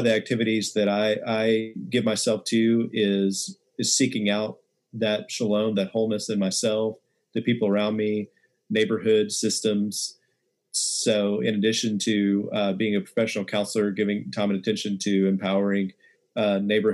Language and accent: English; West Texas, United States; I grew up in West Texas, and real small town